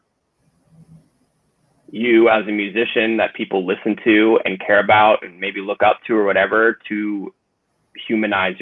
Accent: Bay Area, California, United States; growing up in the Bay Area

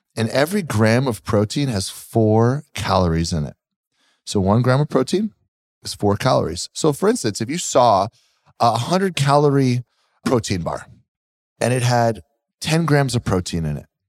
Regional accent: Pennsylvania, United States; moved away; I'm from Pennsylvania.

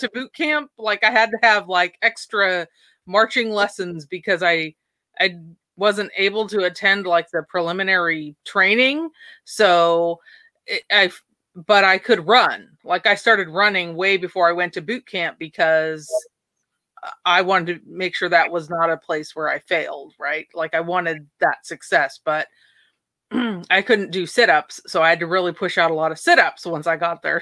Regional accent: Port Angeles, Washington, United States; I was born and raised in Port Angeles, Washington, Washington State on the West Coast

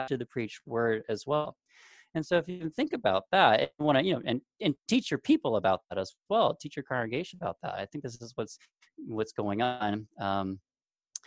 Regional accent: Southern California, United States; moved away; I'm from Southern California originally

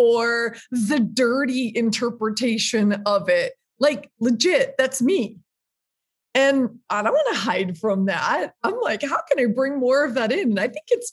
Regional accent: Minneapolis, Minnesota, United States; I grew up in Minneapolis, it's like in my veins.

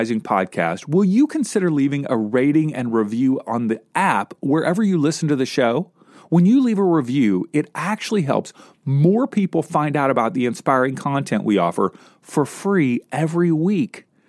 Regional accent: Kentucky, United States; now in California, United States; I grew up in Kentucky.

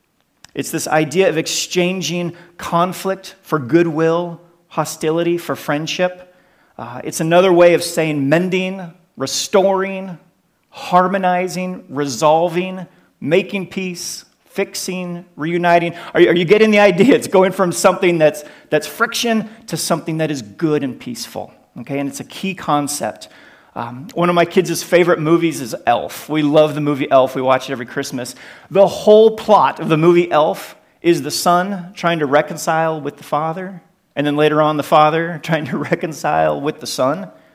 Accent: United States; You can probably tell from my accent that we're originally from the United States, but we've been living in Europe for over 10 years

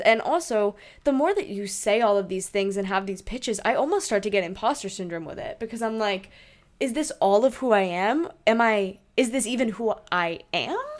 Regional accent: New Hampshire, United States; moved away; also born or lived in Hong Kong; I am from New Hampshire

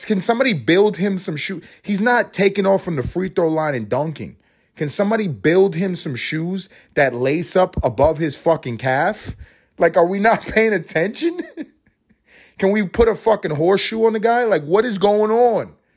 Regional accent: New York City, New York, United States; When I grew up in Harlem

